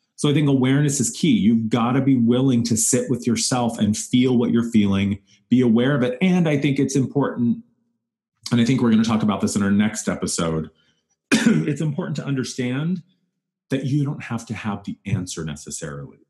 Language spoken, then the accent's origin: English; Wyoming, United States; moved away; when I grew up in Wyoming